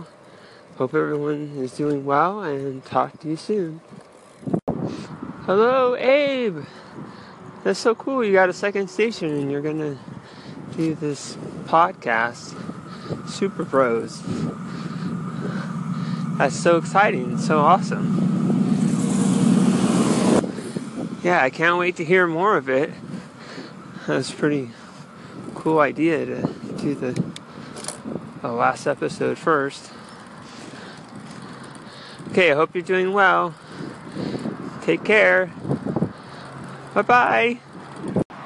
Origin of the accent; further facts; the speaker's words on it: Santa Rosa, California, United States; now in Oceanside, United States; my hometown, Santa Rosa, up north